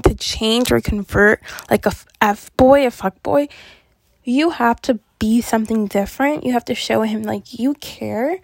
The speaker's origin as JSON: {"language": "English", "country": "Canada", "said": "I'm from Canada"}